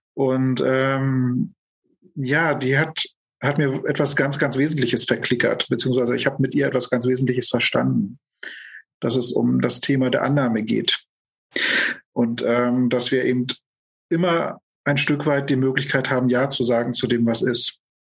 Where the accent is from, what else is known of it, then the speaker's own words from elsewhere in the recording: Germany; also born or lived in Lübeck / Hamburg; now in Berlin, Germany; ich bin geboren 1973 in der Lausitz, bin da auch aufgewachsen